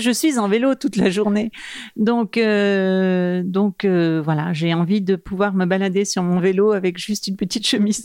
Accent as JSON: {"language": "French", "region": "Normandy", "country": "France", "moved": "as an adult", "lives_now": "Paris, France", "said": "je suis une provinciale de Normandie, mais je vis quand même à Paris depuis euh, euh, une bonne vingtaine d'années"}